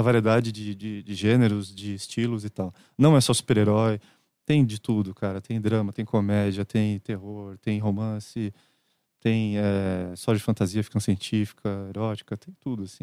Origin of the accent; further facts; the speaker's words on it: Santos, São Paulo, Brazil; moved away as an adult; now in São Paulo, Brazil; lá em Santos, minha cidade natal